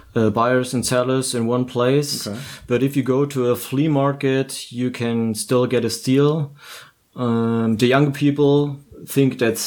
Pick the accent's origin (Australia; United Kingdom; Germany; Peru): Germany; In my hometown, they have three shops, at least. It's like 150,000 people town